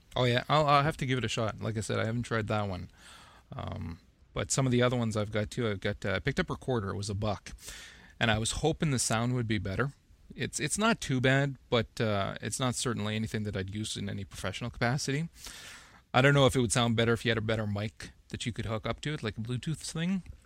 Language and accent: English; Northern Ontario, Canada; now in Ottawa, Canada; I'm I'm from North Ontario as well, Northern Ontario, Canada